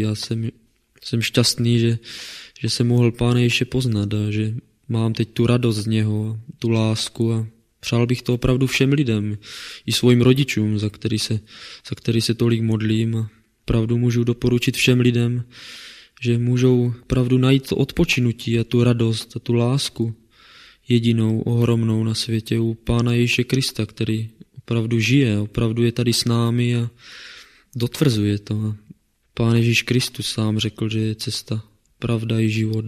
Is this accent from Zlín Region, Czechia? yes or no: yes; Kroměříž, Zlín Region, Czechia; now in Brno, Czechia; pocházím tady z Kroměříže. Narodil jsem se v ateistické rodině